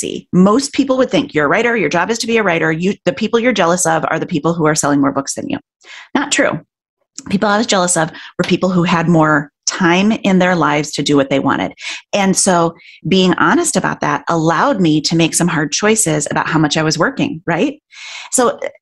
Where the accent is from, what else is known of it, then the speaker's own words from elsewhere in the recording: Midwest, United States; being a Midwesterner, a woman, an eldest child